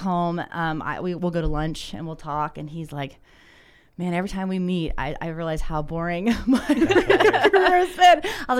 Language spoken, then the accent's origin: English; Ohio, United States; growing up in Southern Ohio, I said, you ain't going to go do that. I was a hillbilly.